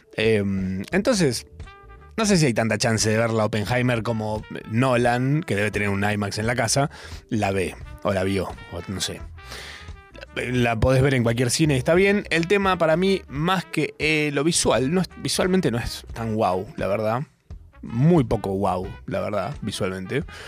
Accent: Argentina; si yo no fuera argentino

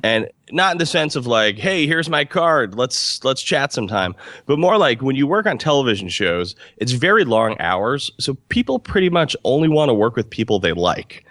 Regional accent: Albany, New York, United States; moved away as an adult; now in Los Angeles, United States; I'm from Albany, New York

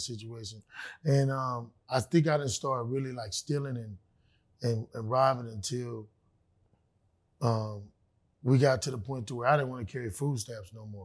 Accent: Los Angeles, California, United States; I'm from South Central L A.

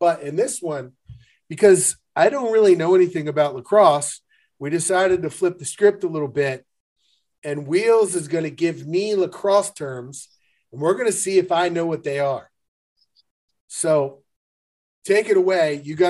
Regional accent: Baltimore, Maryland, United States; I remember growing up in Baltimore

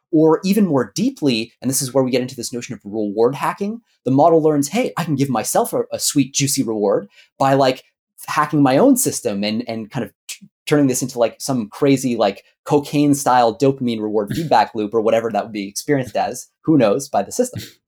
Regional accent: Canada; I'm Canadian. I was gonna say I'm Canadian originally

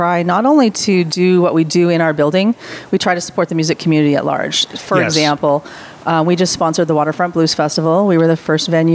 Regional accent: Vancouver, British Columbia, Canada; now in United States; I'm Canadian American. Okay. I grew up in Vancouver, BC.

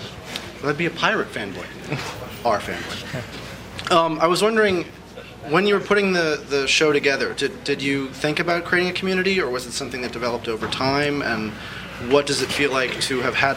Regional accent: Pennsylvania, United States; I was wondering, as someone in Pennsylvania, in my hometown, I was the only person who liked comics.

